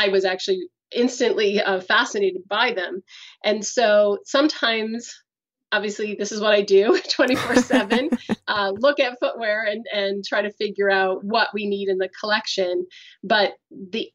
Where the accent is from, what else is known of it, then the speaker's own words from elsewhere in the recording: United States; moved away as an adult; now in Canada; I'm American